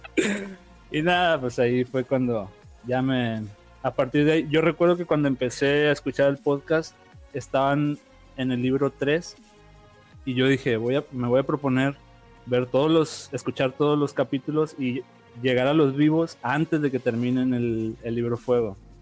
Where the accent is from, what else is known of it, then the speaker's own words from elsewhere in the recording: Sinaloa, Mexico; yo soy de México, soy de Sinaloa